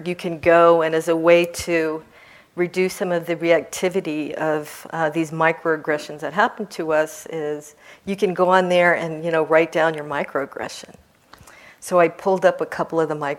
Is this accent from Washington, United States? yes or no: yes; Seattle, Washington, United States; I'm from Seattle and that's our airlines